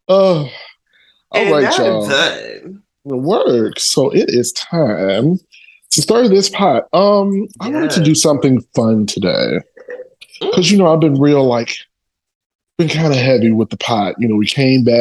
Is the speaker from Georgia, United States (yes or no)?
no; Chicago, Illinois, United States; I am a Chicagoan to the core